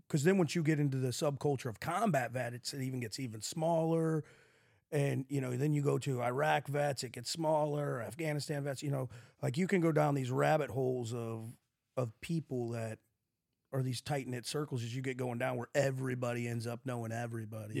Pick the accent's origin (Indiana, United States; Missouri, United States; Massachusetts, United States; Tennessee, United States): Missouri, United States; St. Louis; we weren't growing up in West County with money.